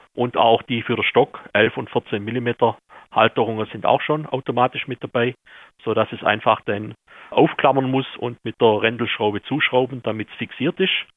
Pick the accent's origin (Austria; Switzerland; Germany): Austria; also born or lived in Vienna; Ich selber bin eigentlich aus Aulerdorf, arbeite jetzt aber in Wien